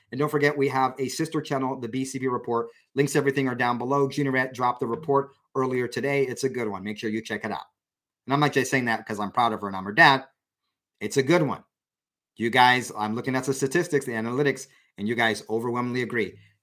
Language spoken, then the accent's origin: English; San Diego, California, United States; my hometown of San Diego